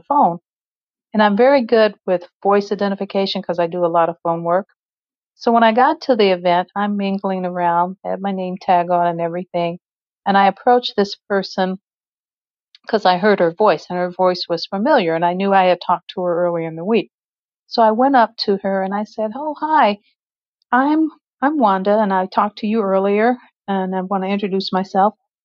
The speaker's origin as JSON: {"language": "English", "region": "Midwest", "country": "United States", "tie": "born or raised there", "also_born_or_lived": "West Coast", "said": "I'm from the Midwest, born and raised here"}